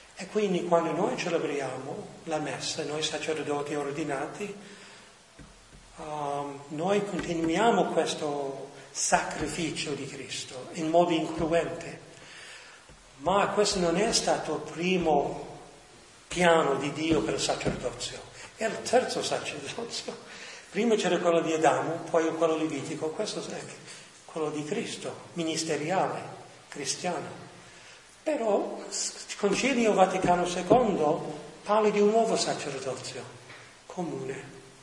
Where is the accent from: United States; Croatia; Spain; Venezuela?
United States; New York; moved away as an adult; now in Rome, Italy; sono nato a New York, ma i miei sono venuti da Salerno a New York